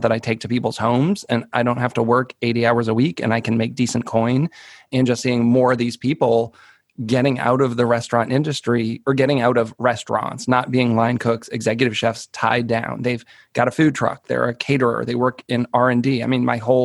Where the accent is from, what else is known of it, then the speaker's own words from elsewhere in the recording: outside of Boston, Massachusetts, United States; I grew up outside of Boston in a smaller suburb